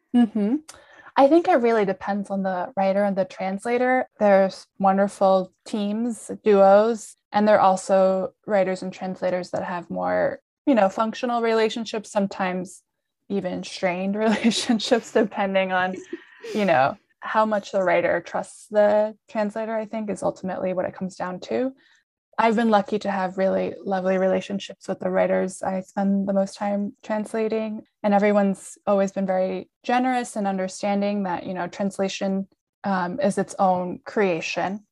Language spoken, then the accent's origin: English; New York, United States; also born or lived in Lima, Peru; I'm based in New York, uh, where I grew up.